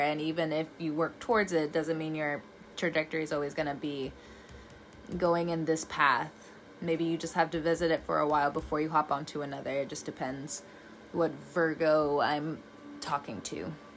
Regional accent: California, United States; moved away; also born or lived in the South (US); I'm from California, the one version of California. I get it, but I've also lived in the South for a very long time

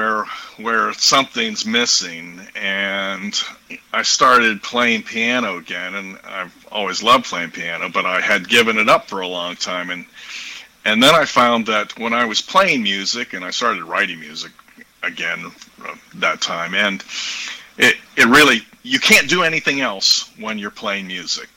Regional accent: Pittsburgh, Pennsylvania, United States; moved away as an adult; also born or lived in Texas; now in Port Isabel, United States; I was born in the Pittsburgh area

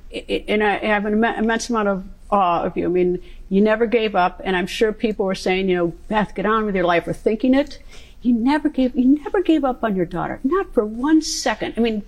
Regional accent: Wisconsin, United States; I'm a cheesehead from Wisconsin

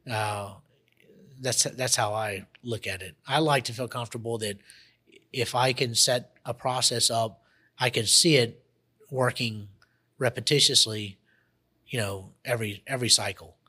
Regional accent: Monroe, Louisiana, United States; also born or lived in Costa Rica / Jackson, Mississippi; now in Baton Rouge, United States; I come originally from Monroe, Louisiana. That's my hometown.

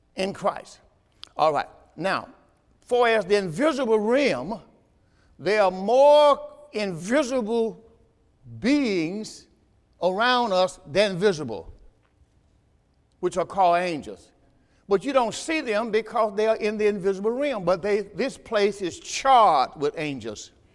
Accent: the South, United States; I'm from the South

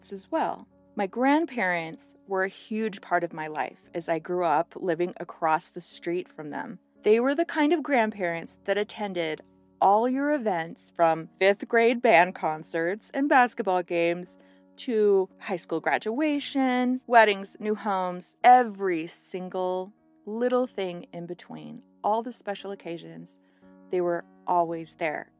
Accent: Thatcher, Arizona, United States; Arizona where I grew up, Thatcher, Arizona

